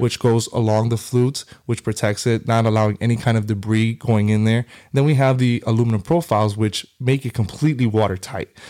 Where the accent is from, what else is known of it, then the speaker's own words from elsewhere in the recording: Hialeah, Florida, United States; also born or lived in New York; grew up in Miami my whole life, uh, Hialeah